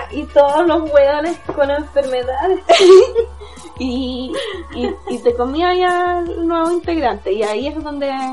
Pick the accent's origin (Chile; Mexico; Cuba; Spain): Chile; Temuco, Araucanía; yo soy de Temuco